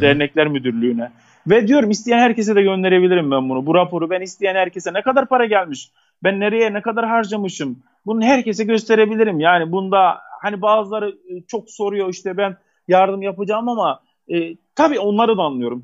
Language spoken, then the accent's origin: Turkish; Kahramanmaraş, Turkey; also born or lived in Istanbul; Elbistan bizim Maraş'ımızın bir ilçesi